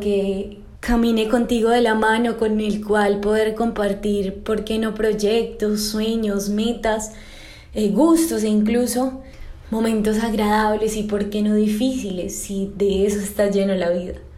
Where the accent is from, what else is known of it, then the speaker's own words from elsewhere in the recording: Colombia; desde mi tierra natal, desde Colombia